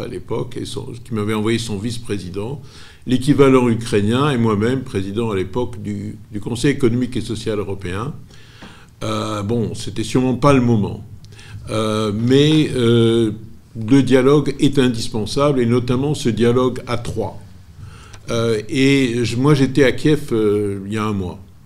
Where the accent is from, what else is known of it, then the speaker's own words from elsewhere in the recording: Corsica, France; je suis corse